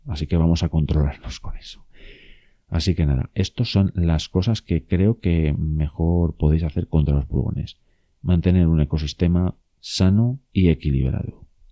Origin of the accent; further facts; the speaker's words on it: León, Castile and León, Spain; en León, eh, que es de donde yo soy y donde yo estoy